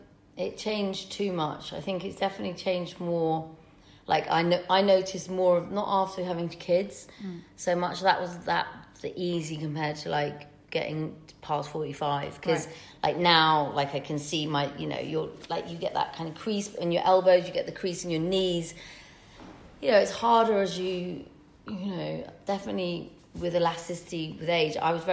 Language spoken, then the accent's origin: English; Manchester, North West England, United Kingdom; I'm very common. I'm not, you know, I'm from Manchester. I'm like you guys.